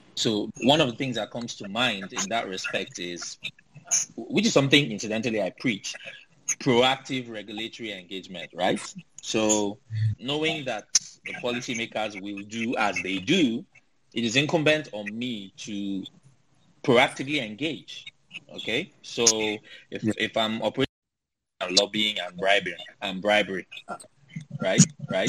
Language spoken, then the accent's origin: English; Nigeria; as a Nigerian living in Nigeria